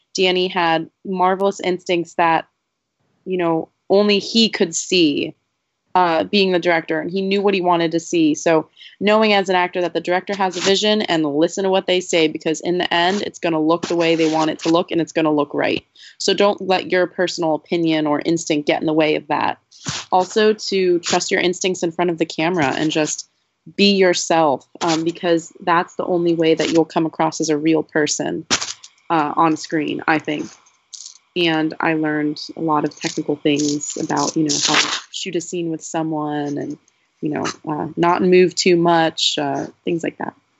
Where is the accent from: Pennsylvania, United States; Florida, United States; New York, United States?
Pennsylvania, United States; Bethlehem; making a movie on Main Street in my hometown